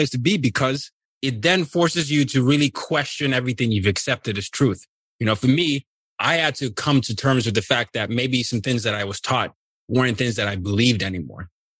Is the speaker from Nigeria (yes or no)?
yes; Nigeria; So I'm from Nigeria. Anyone watching the YouTube can see the Nigerian flag behind me.